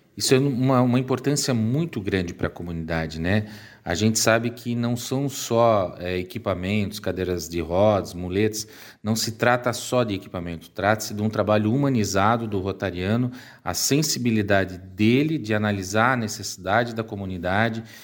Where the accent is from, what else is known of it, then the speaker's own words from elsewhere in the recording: Timbó, Santa Catarina, Brazil; eu sou da cidade de Timbó